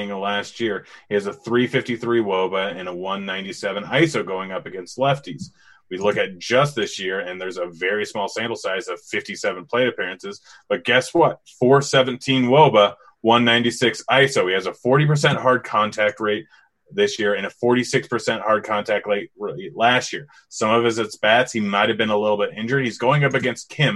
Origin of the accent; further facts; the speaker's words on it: Washington, United States; now in Colorado, United States; I was born and raised in Washington